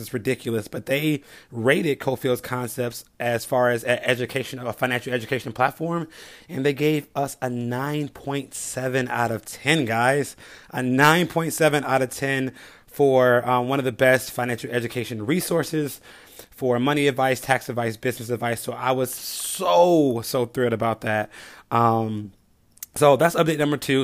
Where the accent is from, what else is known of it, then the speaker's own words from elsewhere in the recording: Chicago, Illinois, United States; I grew up in the South Side of Chicago, nine of us in one home